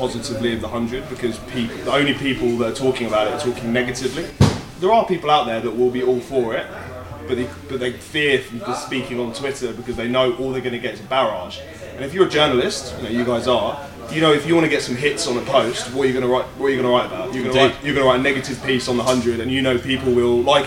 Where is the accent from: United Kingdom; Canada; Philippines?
United Kingdom; Suffolk, East of England; I grew up in Suffolk, and in Suffolk, particularly where I grew up